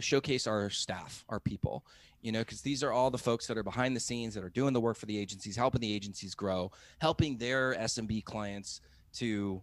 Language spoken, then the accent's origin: English; United States; moved away as an adult; also born or lived in Philippines; now in Mexico